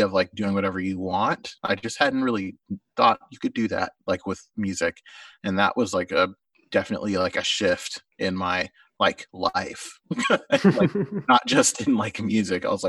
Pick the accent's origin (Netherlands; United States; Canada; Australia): United States; Oklahoma; my friend Grant, who was a big National fan that I grew up near in Oklahoma